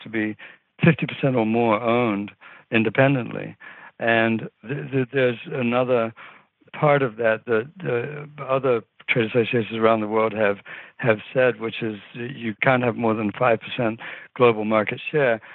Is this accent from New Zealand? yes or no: yes; New Zealand; moved away; I grew up in New Zealand.